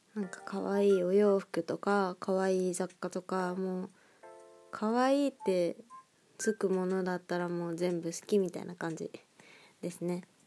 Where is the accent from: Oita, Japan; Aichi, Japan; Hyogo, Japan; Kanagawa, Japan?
Aichi, Japan; Nagoya; moved away as an adult; now in Tokyo, Japan; 生まれも育ちも名古屋なんですけど